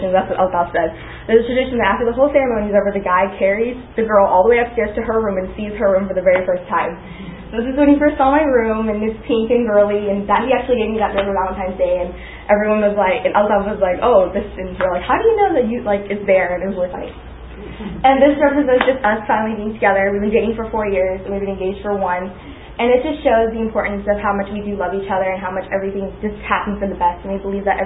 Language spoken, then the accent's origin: English; Pakistan; moved away; I was born in Pakistan. My my dad was born in India, raised in China. His entire background's Indian though. My mom was born in Pakistan, raised in Pakistan, but her entire background is Persian and Chinese.